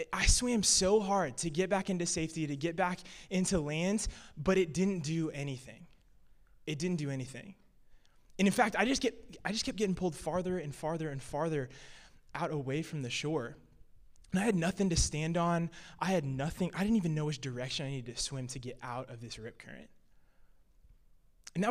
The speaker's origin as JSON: {"language": "English", "region": "Illinois", "country": "United States", "tie": "born or raised there", "said": "I'm from Illinois, and basically growing up in the Midwest, growing up in cornfields"}